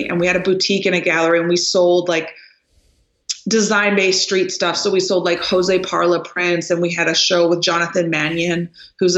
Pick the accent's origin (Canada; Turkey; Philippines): Canada; moved away; also born or lived in Los Angeles, United States / Lubbock, Texas, United States; I'm Canadian, but, I lived in LA for many years. And so it was really a culture shock for me coming from Canada